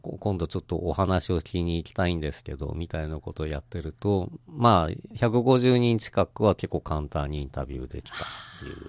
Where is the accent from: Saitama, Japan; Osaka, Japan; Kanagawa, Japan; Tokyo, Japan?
Tokyo, Japan; その私東京の人間なんですけども